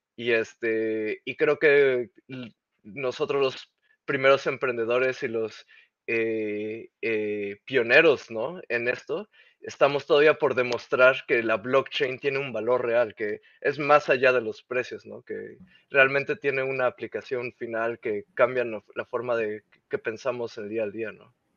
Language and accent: Spanish; Mexico; first language Spanish; moved away as an adult; now in Netherlands; soy originario de México